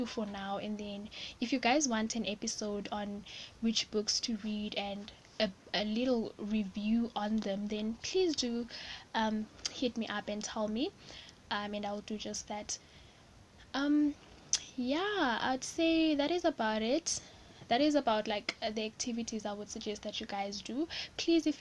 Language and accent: English; South Africa; I'm South African